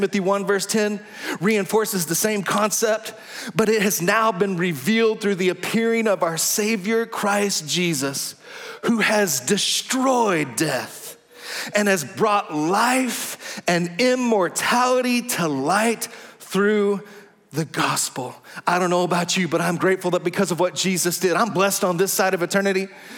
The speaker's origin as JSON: {"language": "English", "region": "Texas", "country": "United States", "accent": "Texas drawl", "said": "I'm from Texas. I'm talking to the person of Hank. I feel a little Texas drawl coming on right there."}